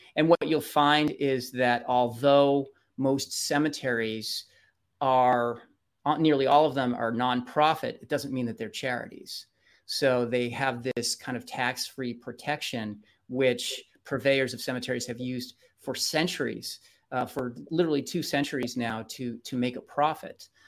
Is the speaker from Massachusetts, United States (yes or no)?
yes; Bedford, Massachusetts, United States; moved away; my hometown, where, where I actually have family members who are interred